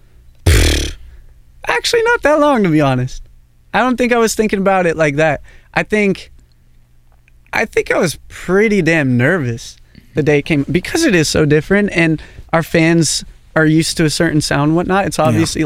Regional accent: Portland, United States; growing up in Portland

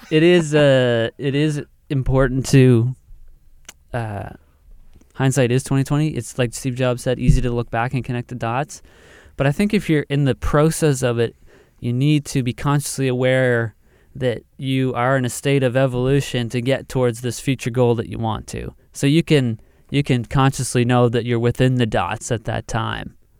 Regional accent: the Maritimes, Atlantic Canada, Canada; we're from the Maritimes and Atlantic Canada

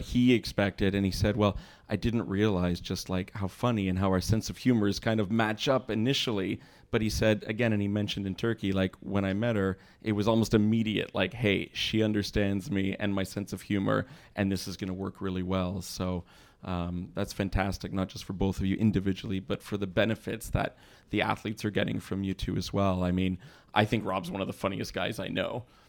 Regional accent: Montreal, Quebec, Canada; now in Toronto, Canada; from my own home city

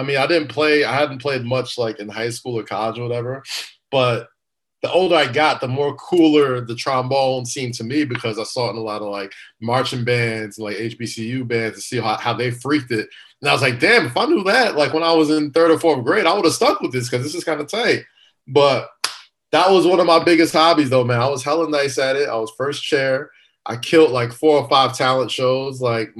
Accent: New York City, New York, United States; growing up in Staten Island

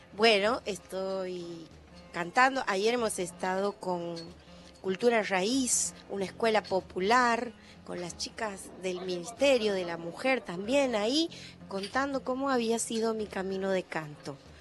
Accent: Ojo de Agua, Santiago del Estero, Argentina; yo nací en Ojo de Agua, en calle de tierra

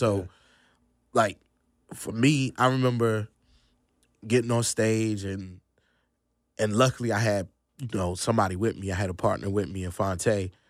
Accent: Virginia, United States; now in North Carolina, United States; Nah, actually that's in Virginia. I'm from Northern Virginia originally.

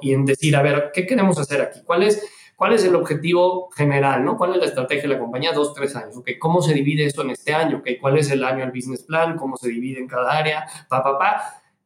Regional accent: Mexico; moved away as an adult; yo me regresé a México, soy mexicano, estuve en todos lados

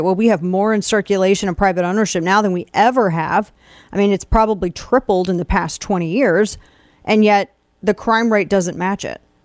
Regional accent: Missouri, United States; moved away as an adult; also born or lived in Jefferson City, Missouri; Jefferson City, Missouri, my home state, where up until very recently I lived and was raising my kids and where all my family still lives

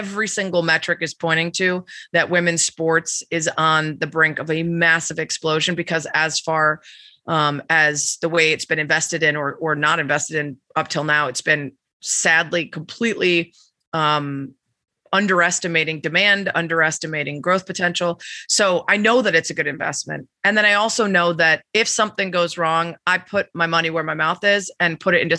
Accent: Chicago, Illinois, United States; a Chicagoan and a diehard

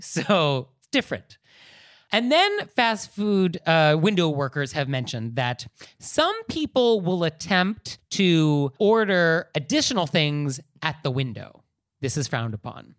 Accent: California, United States; a Californian myself, hardwired to think about earthquakes

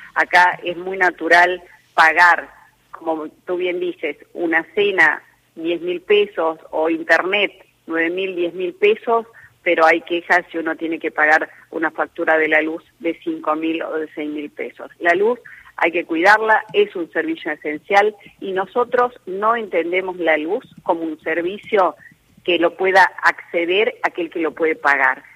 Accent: Salta, Argentina; yo que soy de Salta y del interior

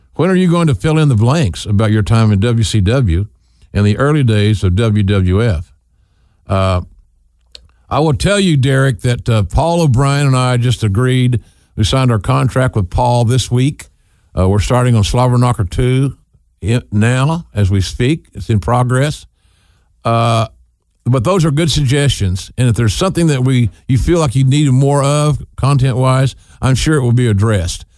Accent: Norman, Oklahoma, United States; my hometown of Norman

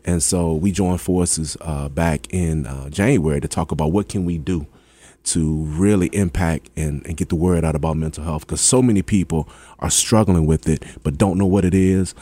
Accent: Hampton, Virginia, United States; I'm from Hampton

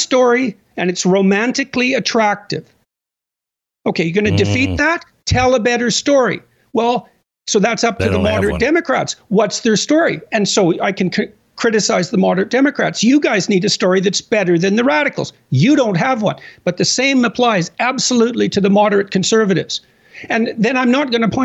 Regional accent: Canada; I'm a Canadian

